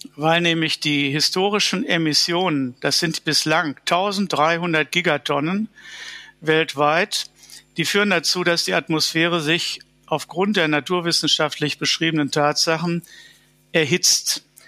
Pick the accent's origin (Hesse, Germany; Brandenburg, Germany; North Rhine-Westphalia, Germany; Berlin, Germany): North Rhine-Westphalia, Germany; Dortmund; In Dortmund, wo ich aufgewachsen bin